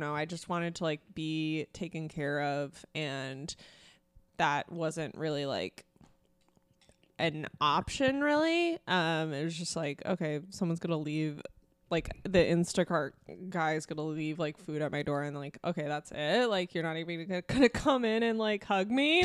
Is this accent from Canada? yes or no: no; Ireland; me being Irish